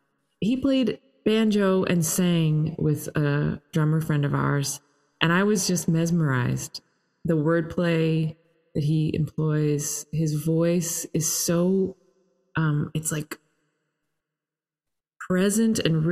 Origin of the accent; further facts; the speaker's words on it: Toronto, Ontario, Canada; and I'm Canadian and grew up in Toronto, but.